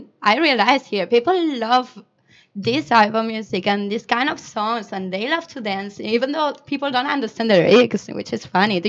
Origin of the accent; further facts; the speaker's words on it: Mallorca, Balearic Islands, Spain; English is a second language; moved away; I come from Mallorca. It's an island in the Mediterranean Sea. So I'm actually Spanish.